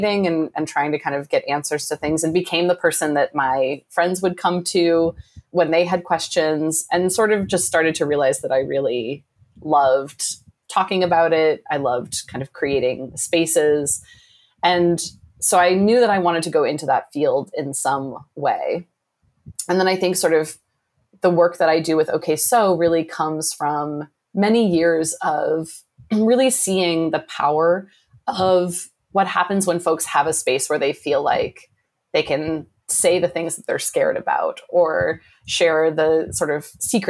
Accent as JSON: {"language": "English", "region": "Midwest", "country": "United States", "tie": "born or raised there", "said": "I grew up in the Midwest and I grew up in a single parent home."}